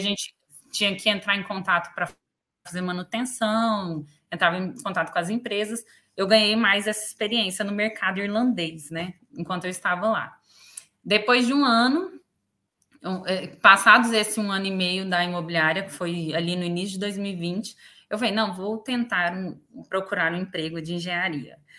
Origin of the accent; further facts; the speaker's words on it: Goiás, Brazil; moved away as an adult; now in Dublin, Ireland; Sou goiana, né? Vim do Brasil.